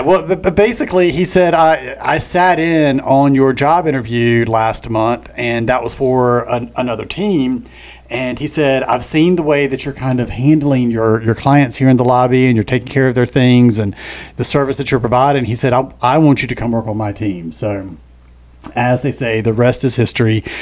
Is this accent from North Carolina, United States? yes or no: yes; Richlands, North Carolina, United States; moved away as an adult; now in Wilmington, United States; born and raised in Onslow County. Always had ties to to Wilmington from a, a, small little farming community up north called Richlands